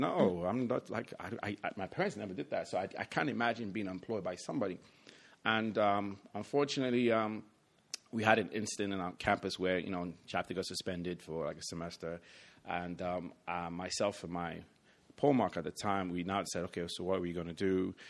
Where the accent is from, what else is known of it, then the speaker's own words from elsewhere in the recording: London, United Kingdom; born there; So to rewind it back a bit, I was born in London, England. My family is, I'm Nigerian by family, and I'm also American, so I'm a triple citizen